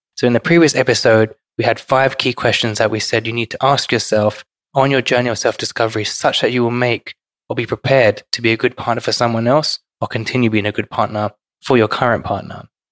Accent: London, United Kingdom; growing up in London is quite respectful for people of different backgrounds

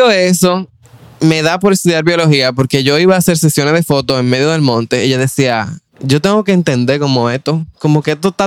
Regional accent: Santo Domingo, Distrito Nacional, Dominican Republic; yo tengo 28 años, soy de Santo Domingo, República Dominicana, estudio todavía biología en la Universidad Autónoma de Santo Domingo.

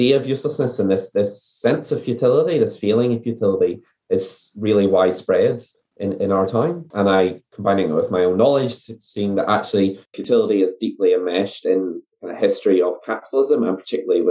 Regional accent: Northern Ireland, United Kingdom; moved away as an adult; also born or lived in New Zealand; now in Dunedin, New Zealand; So I am originally from Northern Ireland. I came out to New Zealand to do my PhD in 2012. I've been based here ever since

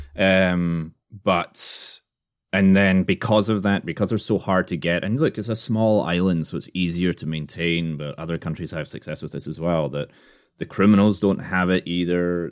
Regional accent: Scotland, United Kingdom; now in United States; I'm Scottish.

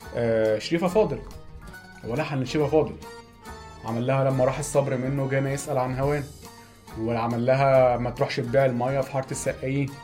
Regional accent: Egypt; احنا عندنا في مصر

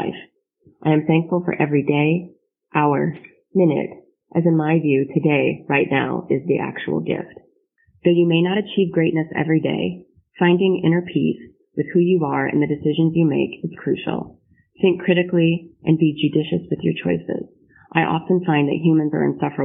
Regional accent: Grand Rapids, Michigan, United States; moved away as an adult; now in Dayton, United States; I'm originally from Grand Rapids, Michigan, but I'm currently serving in the United States Air Force as an officer stationed at Wright-Patterson Air Force Base in Dayton, Ohio.

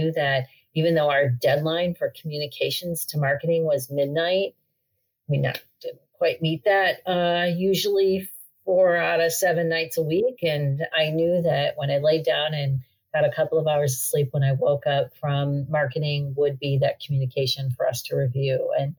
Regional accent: Chicago, Illinois, United States; And my rationale there is that I came from Chicago

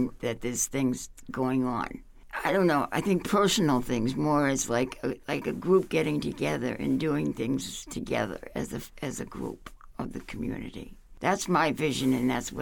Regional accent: Boston, Massachusetts, United States; now in Upper Valley, United States; I grew up in Boston, and we left Boston and moved out to the outskirts of, like, you know, small towns.

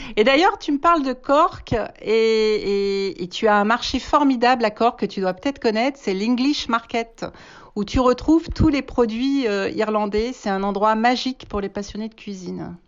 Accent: Auvergne-Rhône-Alpes, France; moved away as an adult; also born or lived in England; je, suis française, je suis auvergnate, donc euh, je suis partie en Angleterre à l'âge de 19 ans

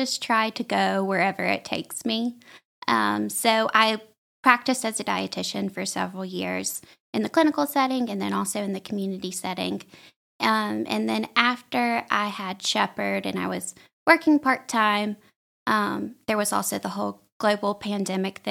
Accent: Jasper, Alabama, United States; I grew up in Jasper, Alabama

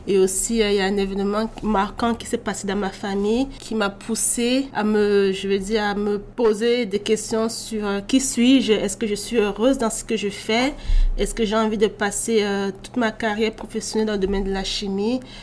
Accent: Bordeaux, Nouvelle-Aquitaine, France; moved away as an adult; also born or lived in Cameroon; now in Quebec, Canada; je suis euh, née au Cameroun et j'ai grandi en France à Bordeaux.

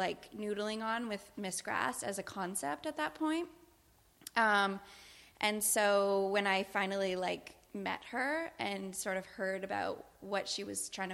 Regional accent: Canada; I am Canadian

